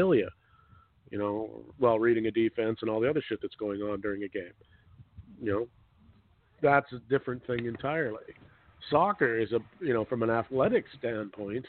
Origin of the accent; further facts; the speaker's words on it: Canada; Being a Canadian